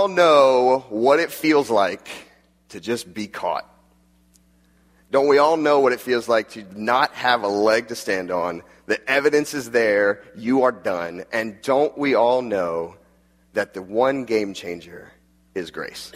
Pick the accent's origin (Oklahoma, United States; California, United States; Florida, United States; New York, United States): Florida, United States; Jacksonville; also born or lived in West Palm Beach, Florida; And I grew up in Jacksonville, Florida, which is at the top, the northeast part of Florida